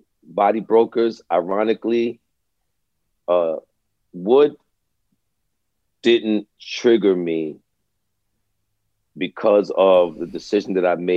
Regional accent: New York City, New York, United States; Oh, I grew up in Brooklyn, man. I grew up in East Flatbush

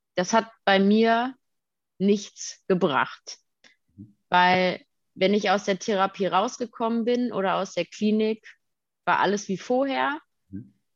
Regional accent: Detmold, North Rhine-Westphalia, Germany; Ich komme aus Detmold

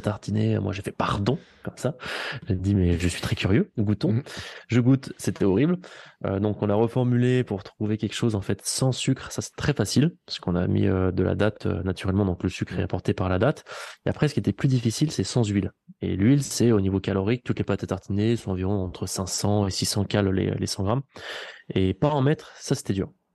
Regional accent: Vichy, Auvergne-Rhône-Alpes, France; je suis d'ici, je suis auvergnat

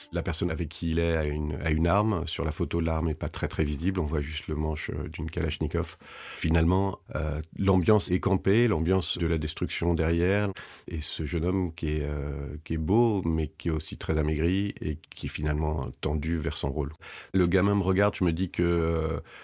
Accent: France; je suis français

